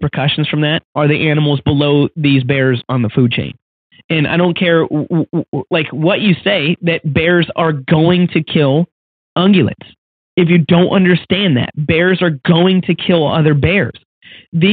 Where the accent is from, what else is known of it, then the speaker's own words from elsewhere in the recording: Washington, United States; my home state of Washington